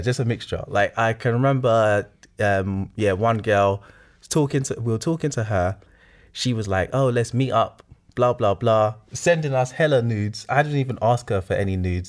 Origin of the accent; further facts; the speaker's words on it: Nigeria; I'm Nigerian